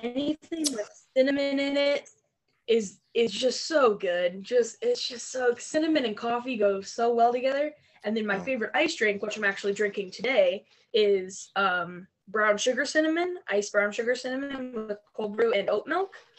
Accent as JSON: {"language": "English", "town": "Barberton", "region": "Ohio", "country": "United States", "tie": "born or raised there", "moved": "yes", "said": "I'm originally from a little town called Barberton, Ohio. It's up in the Akron area of Ohio."}